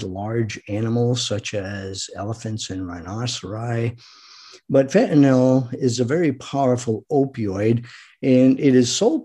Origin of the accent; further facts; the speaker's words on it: Rhode Island, United States; I grew up in Rhode Island